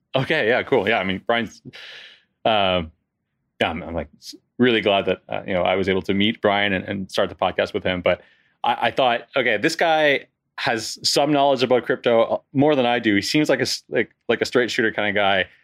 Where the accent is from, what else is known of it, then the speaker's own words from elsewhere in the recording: Canada; moved away as an adult; now in France; I'm originally from Canada, and I moved to France in my early twenties.